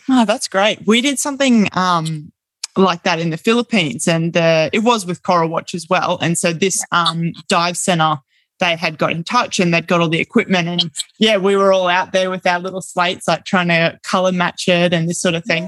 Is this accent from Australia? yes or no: yes; Brisbane, Queensland, Australia; now in Bundaberg, Australia; I'm from Brisbane